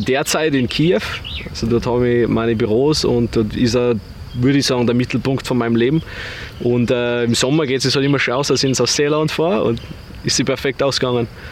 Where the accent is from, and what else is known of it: Bad Aussee, Styria, Austria; moved away as an adult; also born or lived in Vienna